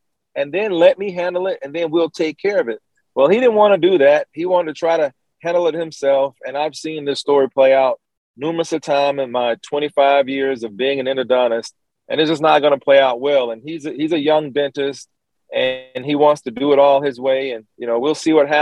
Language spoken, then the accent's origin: English; Columbus, Georgia, United States; my hometown of Columbus, Georgia.